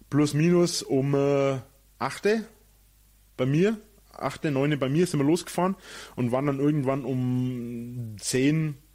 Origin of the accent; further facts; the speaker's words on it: Munich, Bavaria, Germany; Wir waren da, wir sind da früh hingefahren, weil wir sind ja aus München sind wir ja ziemlich weit weg